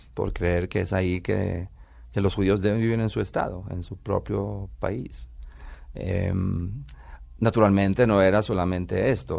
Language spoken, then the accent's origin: Spanish; Israel; born or raised there; accent: Italian; moved away as an adult; also born or lived in Italy; now in Colombia